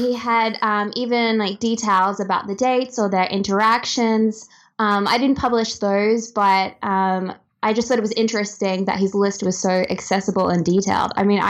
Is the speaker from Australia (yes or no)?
yes; Australia; As Australian, I feel like it's kind of like the ultimate Aussie name.